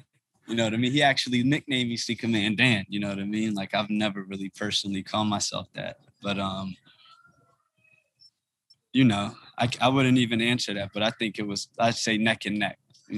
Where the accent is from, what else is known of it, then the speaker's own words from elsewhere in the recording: Ethiopia; You know, he's from West Africa. I'm from East Africa. He's Nigerian. I'm Ethiopian.